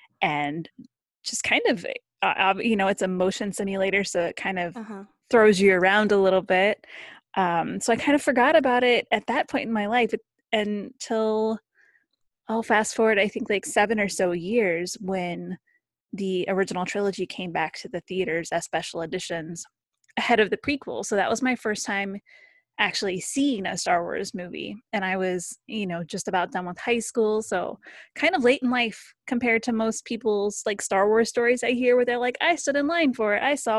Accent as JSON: {"language": "English", "region": "Ohio", "country": "United States", "said": "I'm from Ohio, kind of in the middle of the country. So it was a big deal to go to California."}